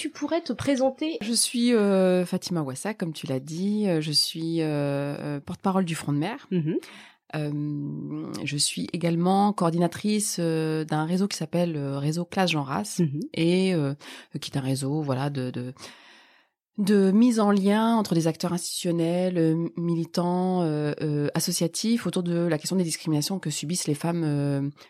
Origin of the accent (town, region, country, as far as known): Lille, Hauts-de-France, France; born or raised there; also born or lived in Rif, Morocco